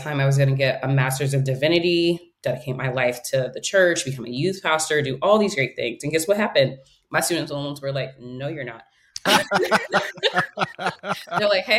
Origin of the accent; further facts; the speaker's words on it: New York City, New York, United States; first language English; growing up in New York City during the 80s and 90s